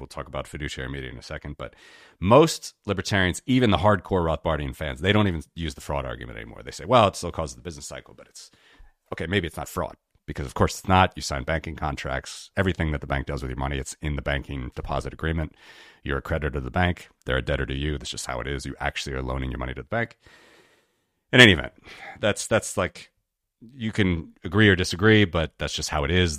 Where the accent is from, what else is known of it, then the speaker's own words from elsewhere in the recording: Cincinnati, Ohio, United States; my hometown named after the Great Cincinnati